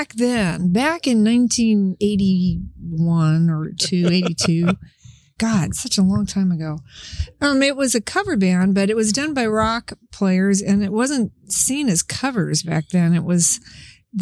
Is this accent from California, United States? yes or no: yes; San Francisco, California, United States; moved away as an adult; now in Seattle, United States; I was born in San Francisco